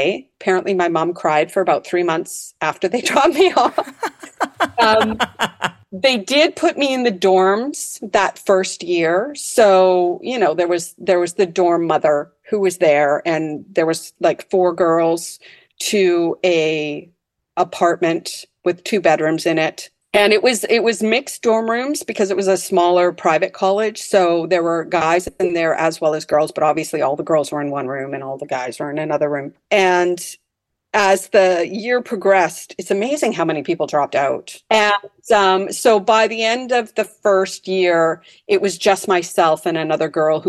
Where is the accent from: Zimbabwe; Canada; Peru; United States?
Canada; North Delta, British Columbia; Yes, I grew up in North Delta, actually.